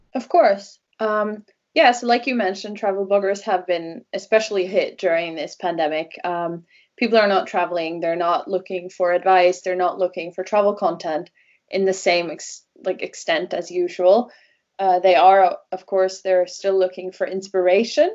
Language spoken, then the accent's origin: English; Norway; first language Norwegian; English is a second language; also born or lived in Wales / London; here in the area where I grew up in Norway. I grew up by the fjords